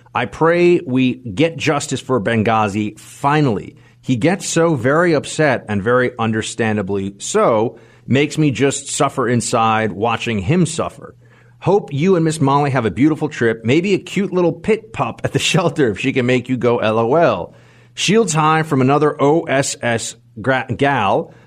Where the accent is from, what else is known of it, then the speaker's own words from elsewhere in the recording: New York, United States; as a New Yorker